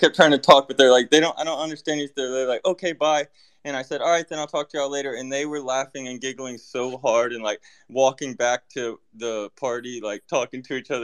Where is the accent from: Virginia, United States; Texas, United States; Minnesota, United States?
Texas, United States; I'm from Texas.